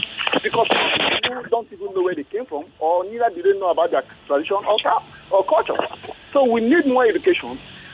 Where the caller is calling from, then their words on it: Lagos, Nigeria; I'm calling from Lagos.